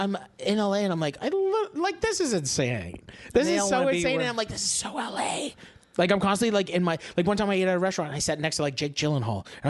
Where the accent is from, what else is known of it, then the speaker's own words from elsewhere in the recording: Canada; being like a Canadian guy who like comes to California.